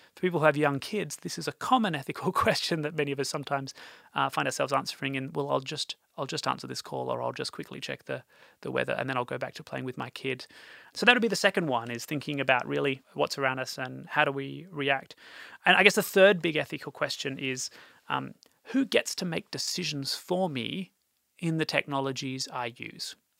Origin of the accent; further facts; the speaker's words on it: Australia; moved away; also born or lived in Europe; as an Australian working in Europe